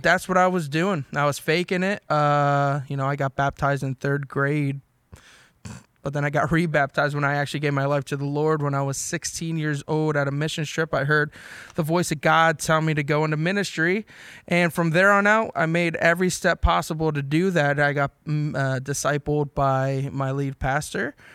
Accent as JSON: {"language": "English", "region": "New Jersey", "country": "United States", "said": "So I'm from South Jersey, everybody. Ariel, New Jersey."}